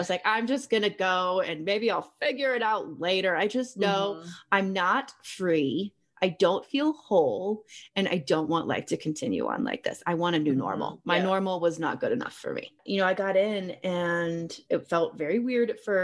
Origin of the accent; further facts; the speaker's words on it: Texas, United States; moved away as an adult; now in Colorado Springs, United States; I am a Texas girl born and raised, extremely Texan